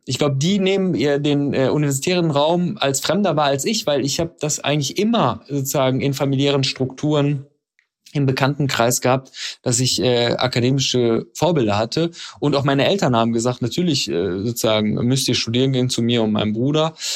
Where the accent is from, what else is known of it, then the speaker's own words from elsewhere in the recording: Dorsten, North Rhine-Westphalia, Germany; moved away as an adult; also born or lived in Iran / Trier / Sweden; da bin ich aufgewachsen. Allerdings bin ich im Iran geboren. Die ersten fünf Jahre meines Lebens habe ich im Iran verbracht und dann bin ich in Dorsten aufgewachsen